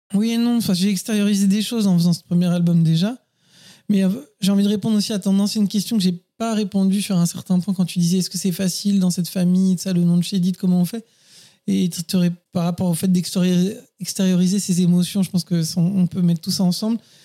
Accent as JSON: {"language": "French", "town": "Paris", "region": "Île-de-France", "country": "France", "tie": "born or raised there", "also_born_or_lived": "Neuilly-sur-Seine", "moved": "as an adult", "said": "je suis parisien et j'ai vécu toutes les premières années de ma vie et jusqu'à bien 25 ans, je pense, même peut-être un peu plus, hein, peut-être 28 ans à Paris"}